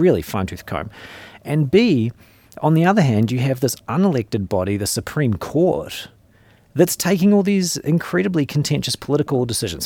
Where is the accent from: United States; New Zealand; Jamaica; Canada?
New Zealand; accent: New Zealand; moved away; I grew up in New Zealand